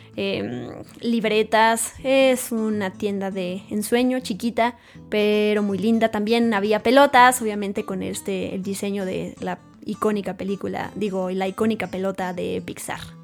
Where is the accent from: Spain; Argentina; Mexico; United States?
Mexico; yo siendo mexicana